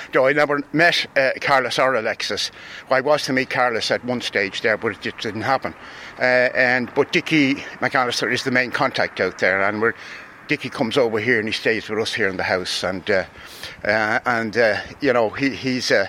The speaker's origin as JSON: {"language": "English", "country": "Ireland", "said": "I'm Irish first"}